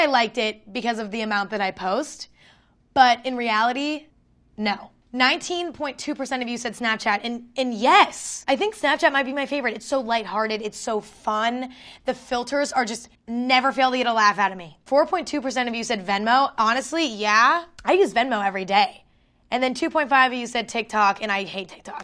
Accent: next to San Francisco, California, United States; I grew up next to it

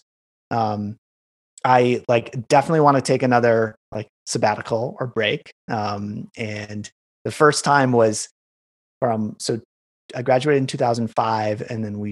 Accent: Wisconsin, United States; moved away as an adult; also born or lived in San Francisco / Chicago; growing up in Wisconsin

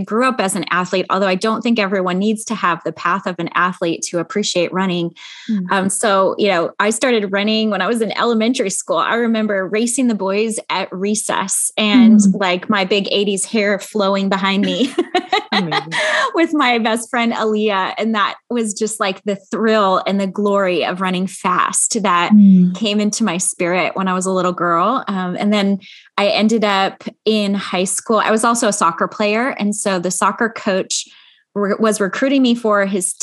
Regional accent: Chicago, Illinois, United States; moved away as an adult; also born or lived in Grand Rapids, Michigan; now in Central California, United States; I actually grew up in the Midwest in Chicago

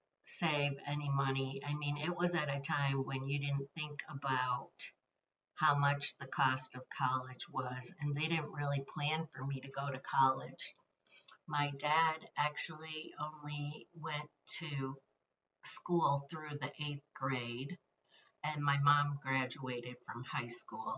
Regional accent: southern Michigan, United States; I was born and raised in southern Michigan.

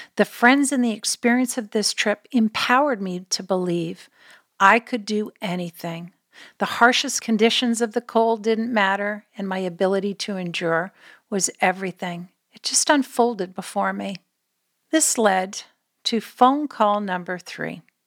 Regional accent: Canada; moved away; we're Canadian born

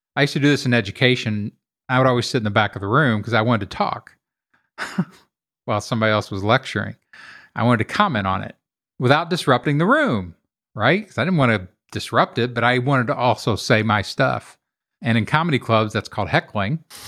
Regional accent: Kentucky, United States; I grew up in Kentucky in a very working class neighborhood

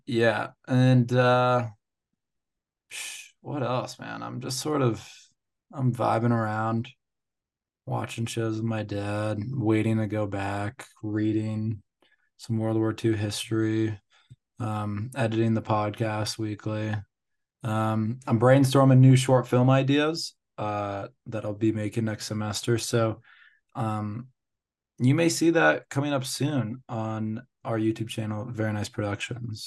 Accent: United States; as an American

